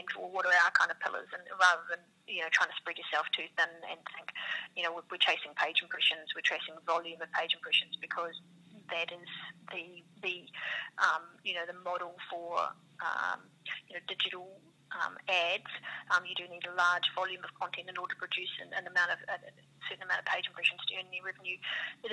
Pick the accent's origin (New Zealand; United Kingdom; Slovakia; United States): New Zealand; accent: New Zealand; now in Australia; I'm a New Zealander, you probably hear from my accent